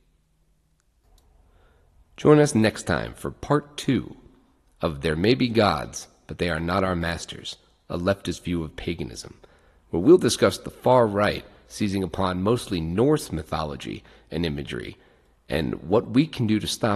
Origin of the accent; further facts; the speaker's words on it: Ireland; being Irish